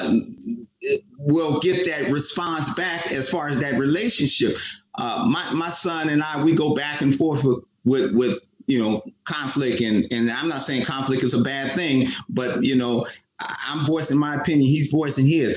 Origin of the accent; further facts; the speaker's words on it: Oakland, California, United States; Matt and I grew up in Oakland